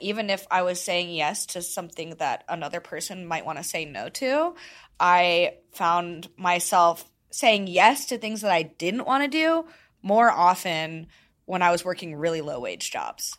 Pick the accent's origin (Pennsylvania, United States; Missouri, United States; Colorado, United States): Missouri, United States; St. Louis; moved away as an adult; also born or lived in Arkansas; I grew up in Saint Louis, went to college in Arkansas.